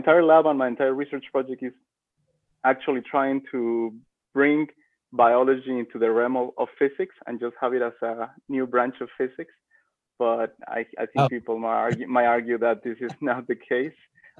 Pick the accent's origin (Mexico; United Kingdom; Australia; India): Mexico; moved away as an adult; now in United States; I'm from Mexico as well.